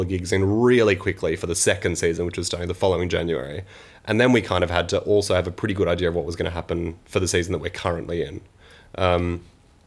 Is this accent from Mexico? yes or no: no; Sydney, New South Wales, Australia; now in Manchester, United Kingdom; I'm actually from Sydney